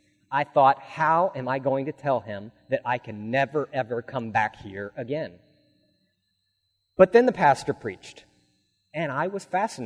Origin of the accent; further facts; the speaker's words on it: Alaska, United States; I grew up in the Episcopal Church in Alaska, but my belief was superficial and it was flimsy.